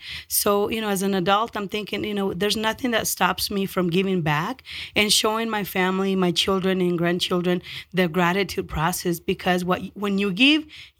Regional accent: Denver, Colorado, United States; also born or lived in Mexico; we came to this country, I immigrated from Mexico when I was 13. And I'm one of 14 children. So every day that we needed just about anything from food and basic human needs, there were people around. I grew up in North Denver.

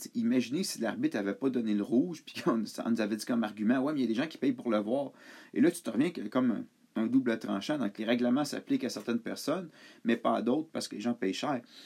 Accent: Montreal, Quebec, Canada; j'ai grandi à Montréal

